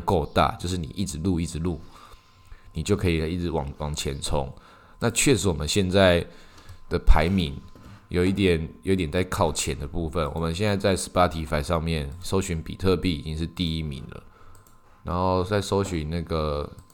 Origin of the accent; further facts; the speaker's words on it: Taiwan; 以我们台湾来讲，以我们台湾人来讲